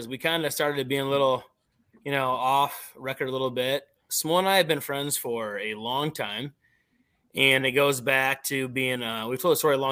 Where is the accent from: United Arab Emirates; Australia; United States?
United States; Panora, Iowa; we're both from Panora area